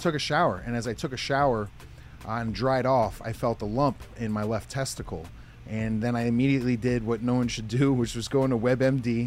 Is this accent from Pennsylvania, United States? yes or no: yes; Pocono Mountains, Northeast Pennsylvania, United States; I'm from Northeast Pennsylvania, called the Pocono Mountains. Grew up on a 75 acre horse farm